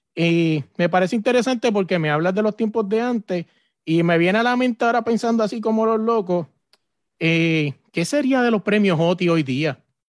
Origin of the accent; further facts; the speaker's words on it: Puerto Rico; yo soy de Puerto Rico